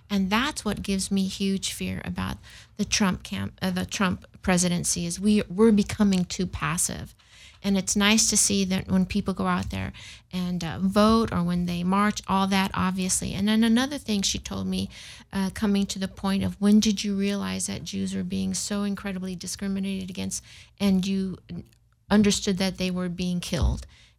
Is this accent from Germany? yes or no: yes; Germany; My mother was from Berlin, Germany, and I grew up in Germany.